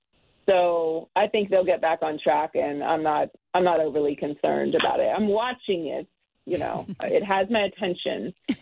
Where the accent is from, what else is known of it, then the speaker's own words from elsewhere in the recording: Pittsburgh, Pennsylvania, United States; I'm born and raised in Pittsburgh